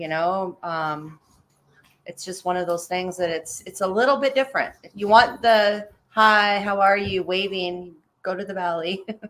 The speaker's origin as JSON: {"language": "English", "town": "Anchorage", "region": "Alaska", "country": "United States", "tie": "born or raised there", "also_born_or_lived": "Palmer, Alaska", "lives_now": "Eagle River, United States", "said": "I was born in Anchorage, raised out in Anchorage, Palmer. I moved here probably about 15 years ago, with my kids and my husband at the time."}